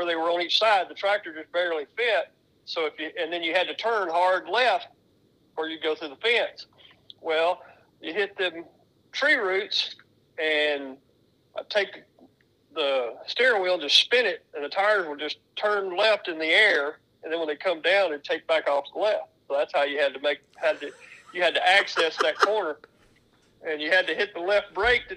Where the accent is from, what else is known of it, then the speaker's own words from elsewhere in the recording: Bartlett, Tennessee, United States; I'm Bartlett, Tennessee, actually. But I've lived here in the Memphis area my whole life.